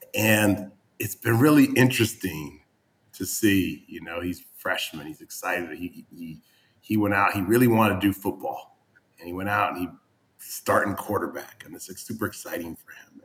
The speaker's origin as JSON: {"language": "English", "region": "New England", "country": "United States", "tie": "born or raised there", "said": "I didn't grow up in Miami. I grew up in New England"}